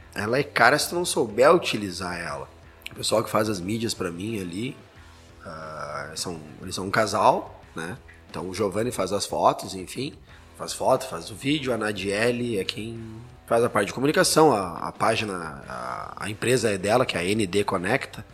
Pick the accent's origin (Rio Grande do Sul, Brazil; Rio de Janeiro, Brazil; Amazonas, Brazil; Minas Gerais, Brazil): Rio Grande do Sul, Brazil; Santa Maria; now in Caxias do Sul, Brazil; eu sou de Santa Maria, para quem não sabe, eu moro aqui já há 20 anos. Então, já sou mais caxiense do que santa mariense